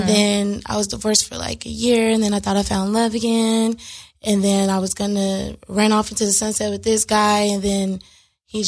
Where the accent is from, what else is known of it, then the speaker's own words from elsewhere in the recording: Los Angeles, California, United States; I am born and raised in L.A., Crenshaw District to be exact